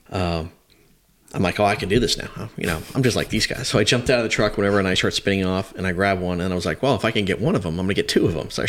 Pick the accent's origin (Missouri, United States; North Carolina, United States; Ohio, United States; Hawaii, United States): Hawaii, United States; that was just it was just growing up in Hawaii and and uh, kind of my rebellious days there